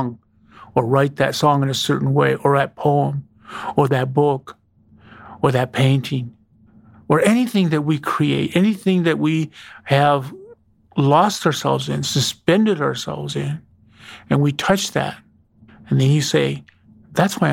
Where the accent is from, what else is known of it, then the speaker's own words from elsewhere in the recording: Wyoming, United States; growing up in Wyoming was torturous